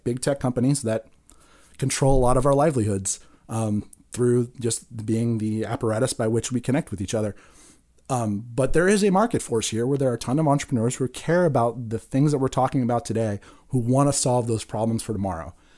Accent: Santa Cruz, California, United States; growing up in Santa Cruz

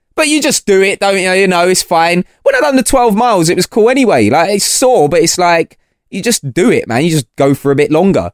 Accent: London, United Kingdom; also born or lived in Portsmouth; I'm from London

